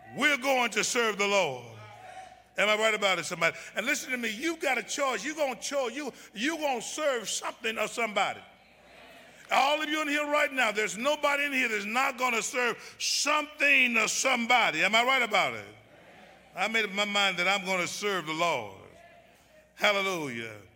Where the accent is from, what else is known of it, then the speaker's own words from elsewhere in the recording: Memphis, Tennessee, United States; I was born in Memphis, Tennessee